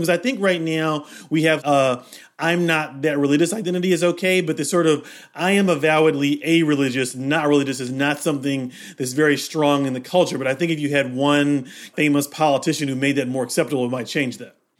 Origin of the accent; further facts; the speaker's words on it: Kentucky, United States; I grew up in Kentucky